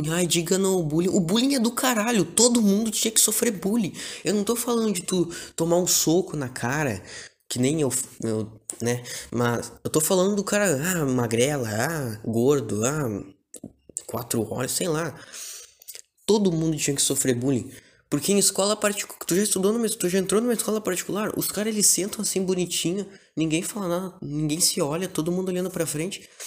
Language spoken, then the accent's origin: Portuguese; Porto Alegre, Rio Grande do Sul, Brazil; Eu sou de Porto Alegre, uma cidade muito foda. Porto Alegre é do caralho.